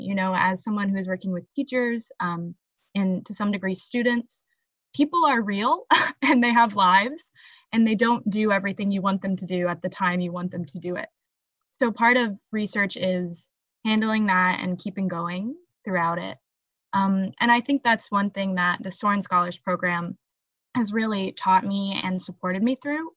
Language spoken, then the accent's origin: English; Evansville, Indiana, United States; I'm from Evansville, Indiana, which is like the toe of the boot